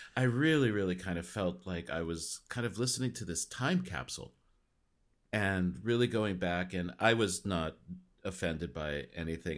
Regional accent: Los Angeles, California, United States; moved away; I grew up in L

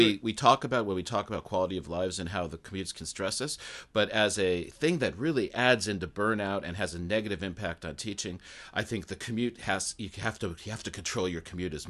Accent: Los Angeles, California, United States; now in Japan; I'm from Los Angeles, so I think to go 5 miles on the freeway now takes like an hour.

